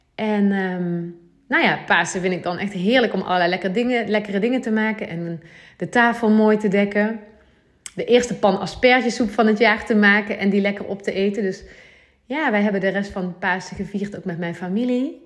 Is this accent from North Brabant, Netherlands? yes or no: yes; Gemert, North Brabant, Netherlands; also born or lived in Nuenen, North Brabant; Ik woon nu eh, in Nune, een dorpje in Brabant. En ik kom oorspronkelijk eigenlijk uit Gemert, dat is nog, nog wel meer platteland.